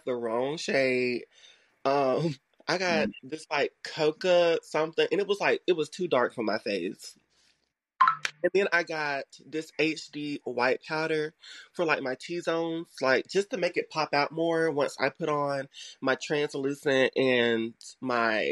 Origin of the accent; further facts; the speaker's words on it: LaGrange, Georgia, United States; I grew up in a little town called LaGrange, Georgia